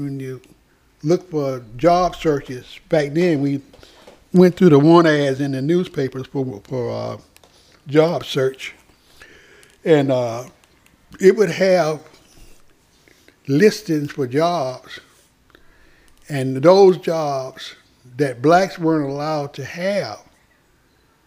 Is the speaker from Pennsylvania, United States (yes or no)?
no; Greenville, South Carolina, United States; we had about 8 textile mills in my hometown, mm-hmm. Greenville, South Carolina